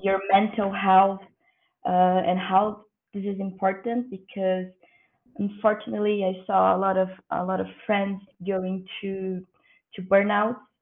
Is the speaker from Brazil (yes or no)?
yes; Brazil; I'm from Brazil